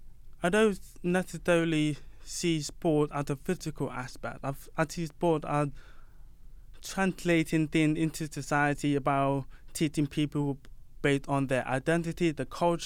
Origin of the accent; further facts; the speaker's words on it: London, United Kingdom; So yeah, I'm from East London. I was born in London, but I'm from the Caribbean, and then I moved to UK when I was 4 years old.